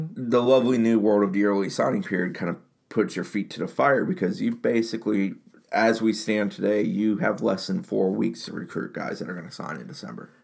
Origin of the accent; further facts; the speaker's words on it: Jacksonville, Florida, United States; I grew up in Jacksonville